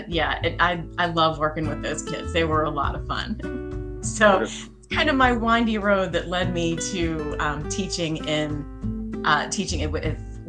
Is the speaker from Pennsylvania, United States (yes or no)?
yes; Pennsylvania, United States; I grew up in Pennsylvania